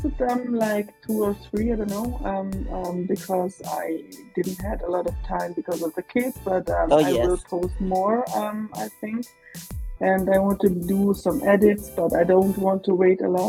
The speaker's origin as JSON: {"language": "English", "region": "Graubünden", "country": "Switzerland", "second_language": "English", "said": "it's Graubünden called. It's near Italy."}